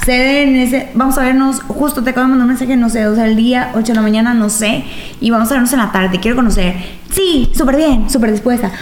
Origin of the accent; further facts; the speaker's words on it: Mexico; vivimos en una eh, como sociedad mexicana